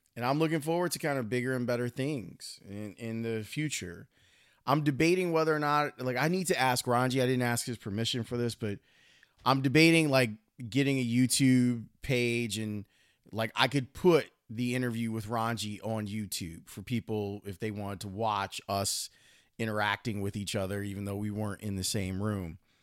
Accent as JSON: {"language": "English", "town": "Chicago", "region": "Illinois", "country": "United States", "tie": "born or raised there", "said": "I grew up in Roseland"}